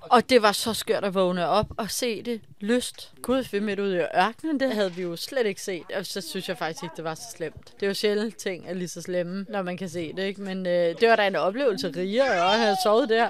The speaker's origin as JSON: {"language": "Danish", "country": "Denmark", "said": "hjemme i Danmark"}